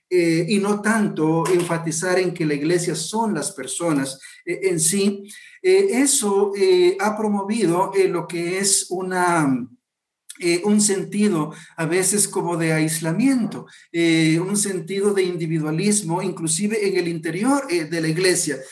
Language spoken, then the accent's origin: Spanish; Guatemala